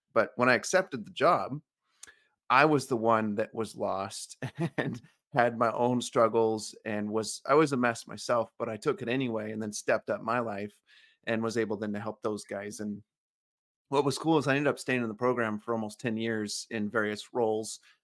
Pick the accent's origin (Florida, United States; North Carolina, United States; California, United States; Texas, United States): California, United States; I grew up in California on an orange farm